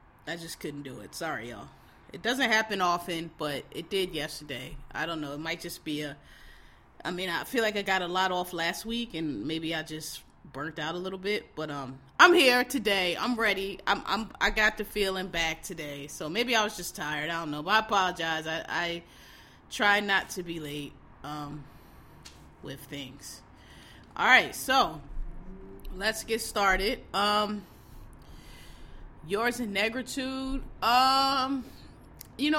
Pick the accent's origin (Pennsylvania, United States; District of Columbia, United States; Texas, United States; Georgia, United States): Pennsylvania, United States; Philadelphia; I grew up in Philadelphia. That's a black ass city